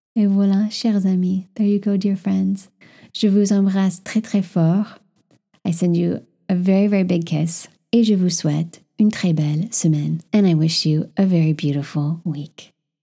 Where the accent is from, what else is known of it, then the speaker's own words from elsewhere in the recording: California, United States; moved away as an adult; now in Paris, France; I, as a Californian